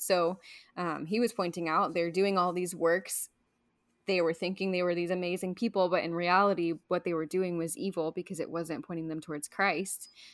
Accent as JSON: {"language": "English", "region": "Midwest", "country": "United States", "said": "I'm from the Midwest."}